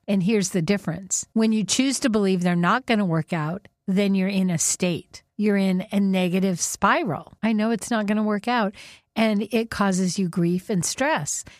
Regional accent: Whidbey Island, Washington, United States; we grew up on Whidbey Island.

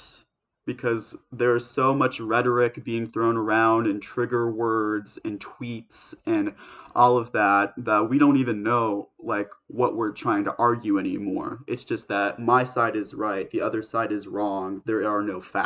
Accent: United States; American Jewish values

